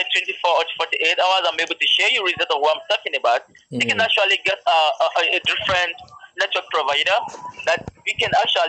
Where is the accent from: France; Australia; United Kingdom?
United Kingdom; I'm from the UK.